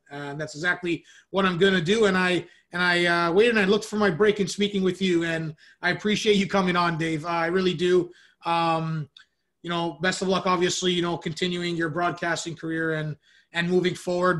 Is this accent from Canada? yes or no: yes; Canada; I'm Canadian